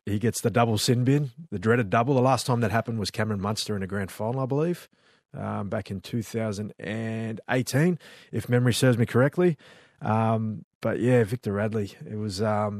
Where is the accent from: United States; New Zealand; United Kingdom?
New Zealand; born there; accent: Australian; I know I've got an Aussie accent, but I was born in New Zealand and I'm still